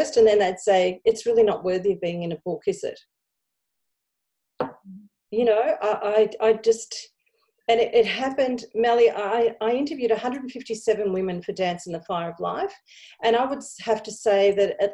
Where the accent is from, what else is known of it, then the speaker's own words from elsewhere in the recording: Australia; I'm looking back at my Greek background, even though I was born here in Australia